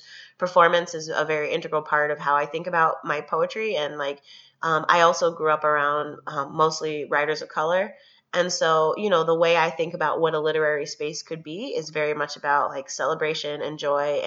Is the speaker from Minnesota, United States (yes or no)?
no; Chicago, Illinois, United States; moved away as an adult; also born or lived in Cambridge, Massachusetts; I grew up in Chicago